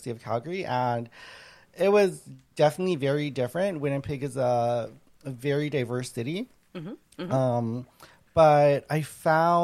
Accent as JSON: {"language": "English", "country": "Thailand", "tie": "born or raised there", "moved": "yes", "said": "I was born in Thailand. So I'm culturally Laos, but it's very similar to Thailand. I was born in Thailand."}